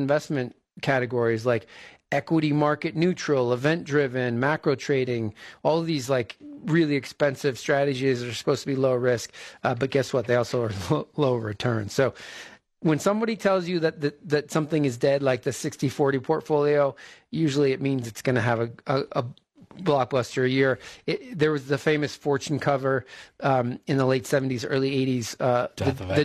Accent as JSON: {"language": "English", "region": "East Coast", "country": "United States", "tie": "born or raised there", "moved": "yes", "lives_now": "Bend, United States", "said": "I grew up on the East Coast, where when one flake of snow flies, an army of trucks comes out"}